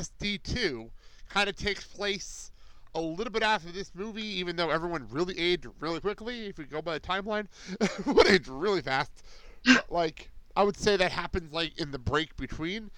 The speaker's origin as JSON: {"language": "English", "region": "New Jersey", "country": "United States", "tie": "born or raised there", "said": "I grew up in Jersey"}